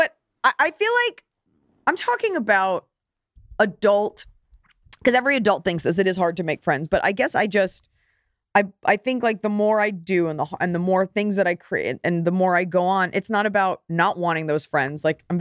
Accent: Texas, United States; now in Los Angeles, United States; I'm from Texas. I think I have like some high school friends that still live there

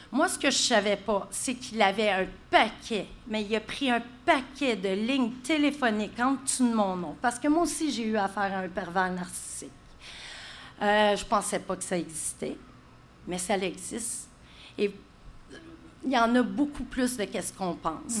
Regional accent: Gatineau, Quebec, Canada; moved away as an adult; also born or lived in Saint-Colomban; moi, je viens de Gatineau.

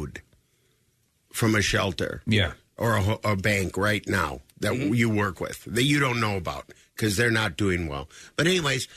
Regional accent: Minnesota, United States; moved away; I'm from Minnesota

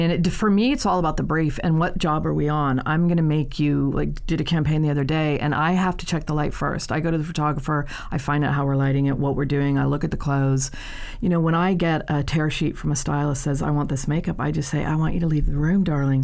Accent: Ireland; moved away as an adult; I'm the Irish one.

